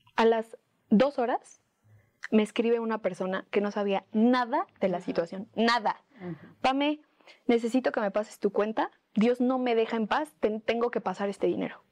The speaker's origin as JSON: {"language": "Spanish", "country": "Mexico", "said": "una mexicana limitada"}